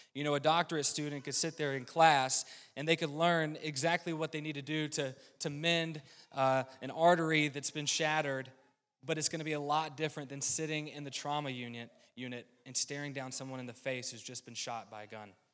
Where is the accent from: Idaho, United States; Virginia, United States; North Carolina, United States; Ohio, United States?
North Carolina, United States; rural; now in Midwest, United States; I was born and raised in a Christian home in rural North Carolina.